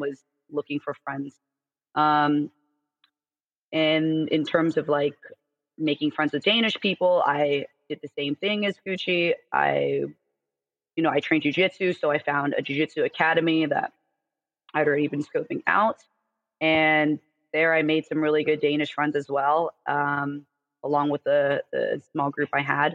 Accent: United States; also born or lived in California / Denmark; as an American

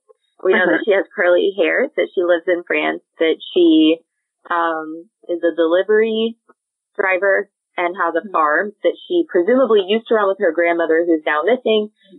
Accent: Illinois, United States; moved away; Where you are right now, Becca, is about 8 hours from where I grew up in Illinois.

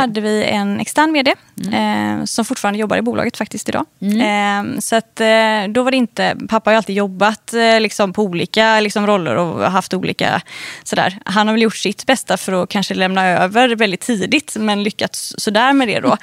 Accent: Gothenburg, Västra Götaland, Sweden; jag är uppvuxen i, utanför Göteborg. Eh, på landet skulle jag faktiskt vilja säga

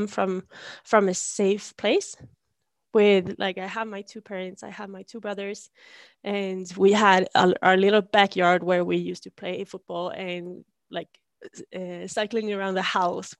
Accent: Sundsvall, Västernorrland County, Sweden; I come from Sweden, obviously. And I grew up in a town called Sundsvall

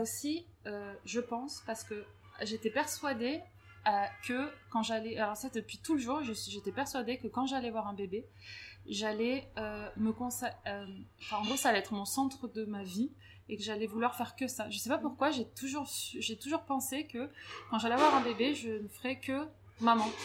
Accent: Grenoble, Auvergne-Rhône-Alpes, France; moved away as an adult; also born or lived in Paris; now in Lille, France; je suis grenobloise

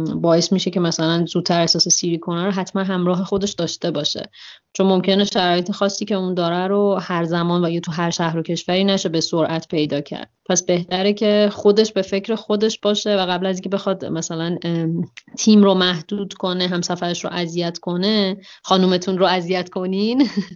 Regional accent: Iran; من یه دختر بکپکر ایرانی هستم

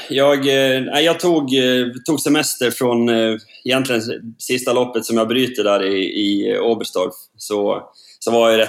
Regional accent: Sogmyra, Norway; Ja, det er hjemme i Sogmyra, Eh, der jeg er oppvokst. Og jeg har bygd et nytt hus her.

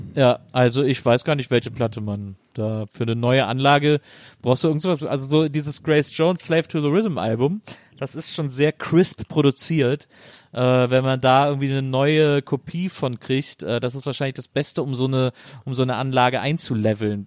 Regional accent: Bonn, North Rhine-Westphalia, Germany; Bonn und ich sind gar nicht auseinander zu denken.

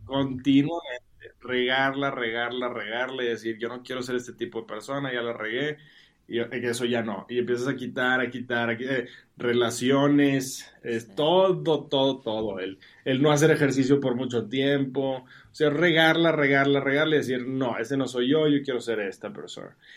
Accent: Monterrey, Nuevo León, Mexico; moved away as an adult; now in Mexico City, Mexico; yo soy de Monterrey

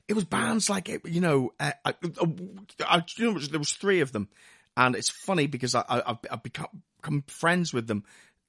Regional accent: Lisburn, Northern Ireland, United Kingdom; moved away; We moved over from Northern Ireland in 1982. And we moved to a house. My dad had been working in England during the week and would fly home every weekend to us in Belfast, in a place called Lisburn, which is about 6 miles outside Belfast.

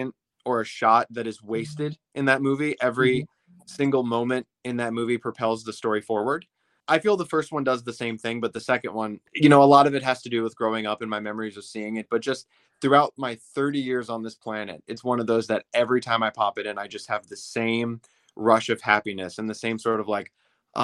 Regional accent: Minnesota, United States; now in Ohio, United States; I live in Ohio now, but whenever we go back to my home state of Minnesota to visit my parents

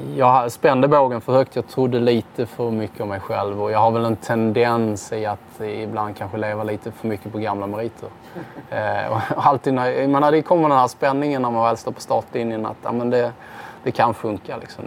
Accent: Sweden; som svensk

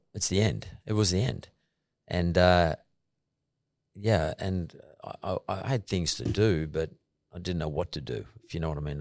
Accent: Punchbowl, New South Wales, Australia; when I was growing up in Punch Bowl

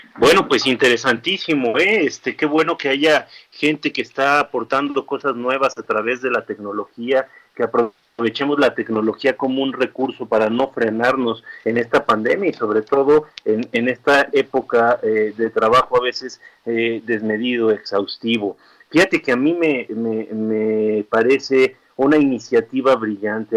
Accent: Chihuahua, Mexico; now in Mexico City, Mexico; yo soy originario de Chihuahua

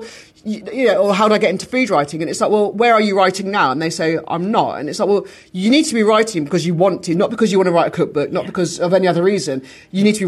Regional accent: Dorset, South West England, United Kingdom; also born or lived in Weymouth; my hometown and my home county

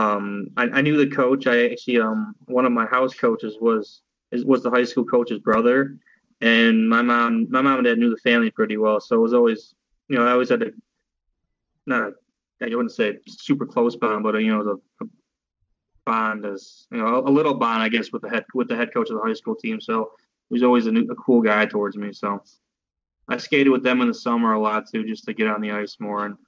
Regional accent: Royal Oak, Michigan, United States; I was from Royal Oak, Michigan

